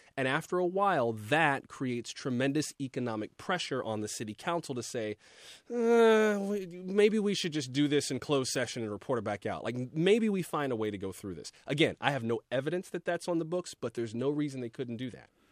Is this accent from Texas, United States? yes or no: no; Florida, United States; moved away; I'm from Florida